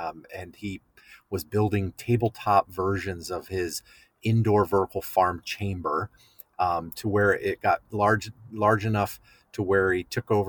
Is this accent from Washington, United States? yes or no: no; New Jersey, United States; I'm a New Jersey native, born and raised in New Jersey, very proud of the Garden State. And the family farms in my area where I grew up along the Delaware River in the Delaware River Valley